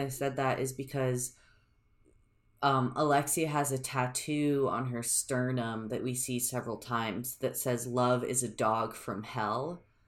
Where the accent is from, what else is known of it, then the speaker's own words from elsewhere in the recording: United States; I'm an American